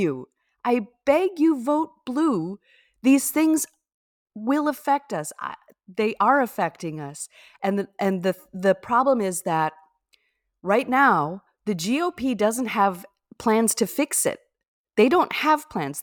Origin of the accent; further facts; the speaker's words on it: Minnesota, United States; I'm from Minnesota